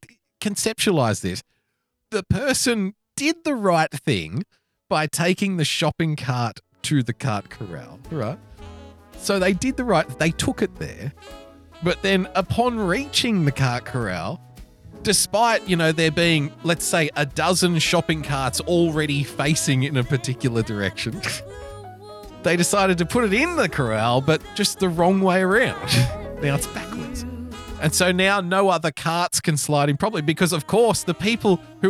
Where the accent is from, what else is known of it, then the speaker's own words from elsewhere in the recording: Sydney, New South Wales, Australia; here in my hometown of Sydney